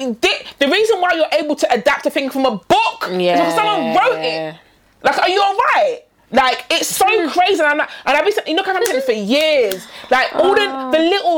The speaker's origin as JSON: {"language": "English", "region": "London", "country": "United Kingdom", "said": "I'm from Lewisham"}